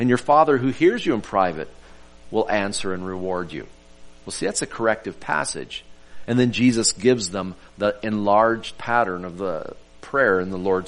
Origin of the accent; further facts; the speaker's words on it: Oklahoma, United States; I'm a natural born Okie. I was born in Oklahoma